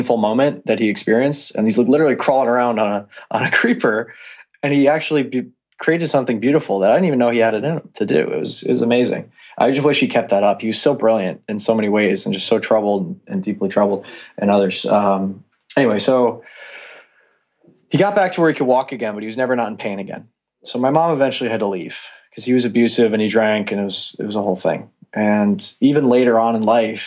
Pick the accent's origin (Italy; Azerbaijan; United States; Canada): United States; Long Island, New York; I grew up on Long Island. It's in New York.